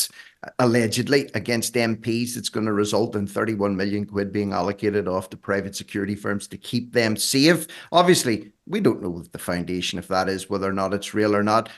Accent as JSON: {"language": "English", "country": "Ireland", "said": "I'm Irish"}